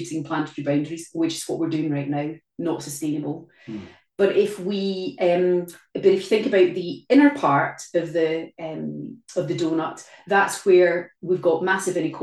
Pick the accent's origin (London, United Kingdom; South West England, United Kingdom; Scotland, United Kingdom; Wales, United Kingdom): Scotland, United Kingdom; Glasgow; in Glasgow, my hometown, very close to where we live